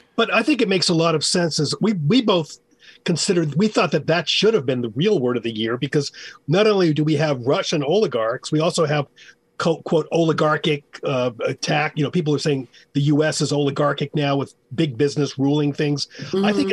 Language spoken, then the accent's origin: English; United States; as an American, as all three of us are Americans